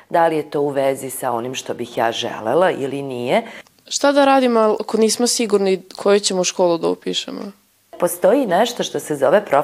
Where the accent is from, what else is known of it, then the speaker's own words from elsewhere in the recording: Novi Sad, Vojvodina, Serbia; Mnoge škole kod nas u Novom Sadu